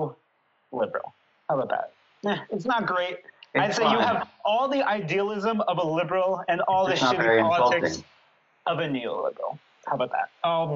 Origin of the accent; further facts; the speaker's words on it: Brattleboro, Vermont, United States; moved away as an adult; now in New Orleans, United States; my hometown called Brattleboro